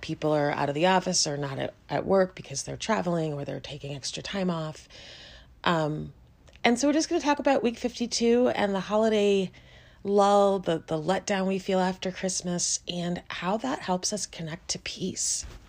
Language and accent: English; Chicago, Illinois, United States; I grew up in Chicago